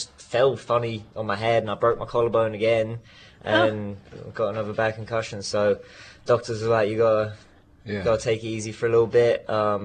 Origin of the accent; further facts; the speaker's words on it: Newmarket, East of England, United Kingdom; moved away as an adult; now in United States; born and raised in Newmarket.